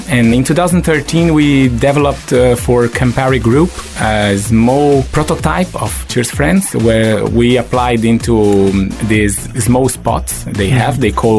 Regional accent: Brazil; moved away as an adult; also born or lived in London, United Kingdom / Venice, Italy / Singapore; I was born in Brazil

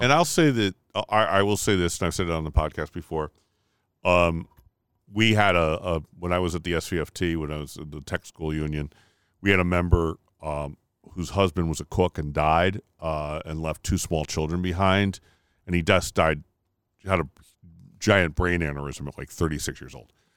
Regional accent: Connecticut, United States; we're from Connecticut

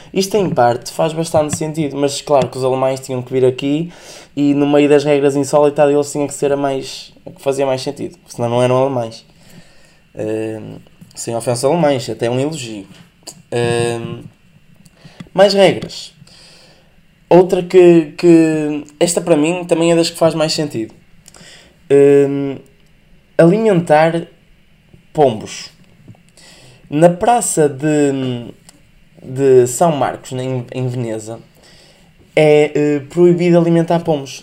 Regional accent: the North, Northern Portugal, Portugal; como sou do Norte

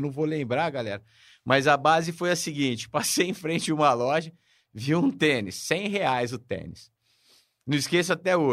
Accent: São Paulo, Brazil; now in Ribeirão Preto, Brazil; Eu moro em Ribeirão Preto há 46 anos. Eu sou de São Paulo, nascido lá.

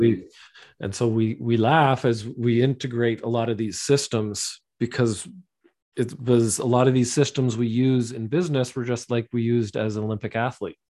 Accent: London, Ontario, Canada; I grew up in London, Ontario, in Southwestern Ontario

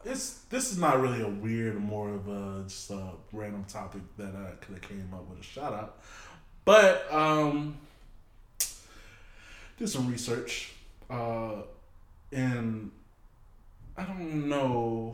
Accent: Louisiana, United States; born there; But as I grew up going to Louisiana every year. I was born in Louisiana.

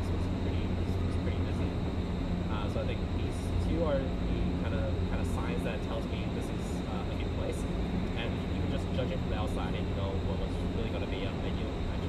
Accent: Oakland, California, United States; I lived in Oakland, Chinatown for, was born and raised in Oakland. I lived here for almost 10 years, all the way up until the end of elementary school.

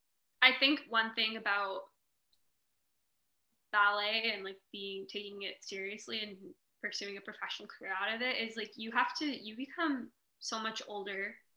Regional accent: Canada; born there; I was born in Canada.

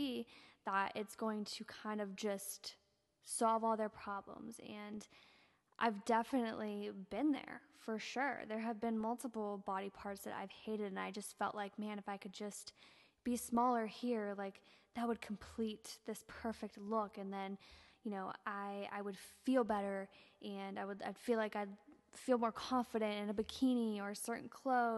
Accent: Ohio, United States; I'm from Ohio

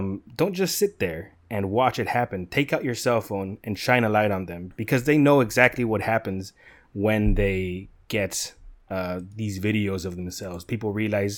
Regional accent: California, United States; I'm from California.

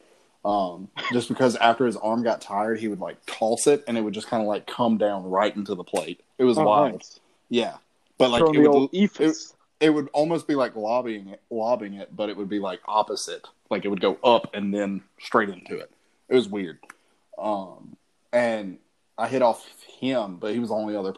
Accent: Alabama, United States; I'm from Alabama

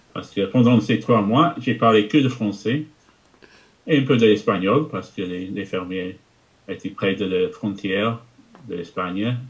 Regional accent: England, United Kingdom; first language English; French is a second language; je suis anglais. J'ai grandi en Angleterre. Euh, et j'ai parlé que d'anglais jusqu'à l'âge de 11 ans

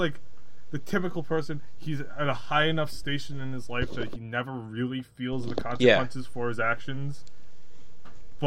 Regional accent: New England, United States; I am a New Englander. I'm not from Rhode Island. But I'm from the general area.

